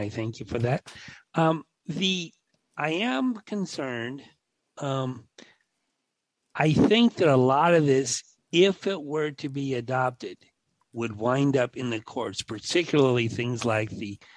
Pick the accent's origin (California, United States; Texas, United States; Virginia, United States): California, United States; Los Angeles; now in Phoenix, United States; I was born in Los Angeles, a little town called Tahunga, a suburb